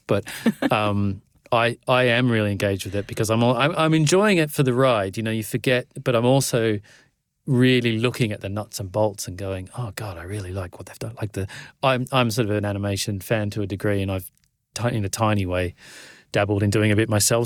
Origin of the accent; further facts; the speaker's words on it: Australia; I'm Australian